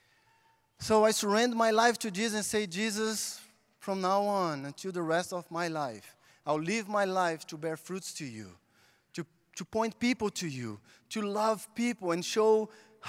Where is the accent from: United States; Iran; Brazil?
Brazil; English is a second language; moved away; I'm from Brazil, and I was born in the big favela in Brazil.